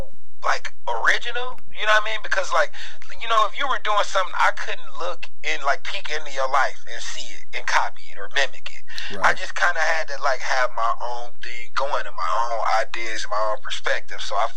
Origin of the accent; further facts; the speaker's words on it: Cleveland, Ohio, United States; I'm from Cleveland.